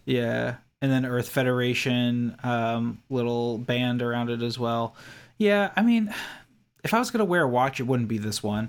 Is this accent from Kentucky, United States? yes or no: yes; Kentucky, United States; I grew up in Kentucky, across the country